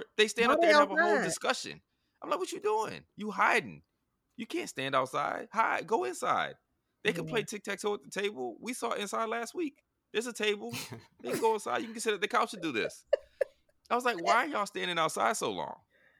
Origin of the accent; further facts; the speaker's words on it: the South, United States; also born or lived in Germany; I am a Southerner, and I learned tic-tac-toe.